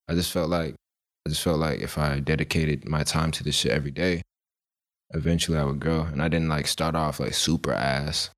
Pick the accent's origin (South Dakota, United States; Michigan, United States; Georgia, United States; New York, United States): Georgia, United States; Monroe; also born or lived in Philadelphia; I'm basically raised in, like, Monroe